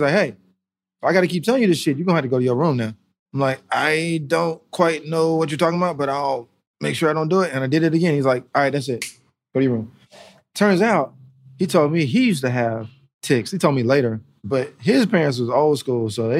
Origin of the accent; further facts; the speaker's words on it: North Carolina, United States; also born or lived in Germany; So I was born in Germany, so I grew up over there for a while until I was like 6. And then we moved to North Carolina.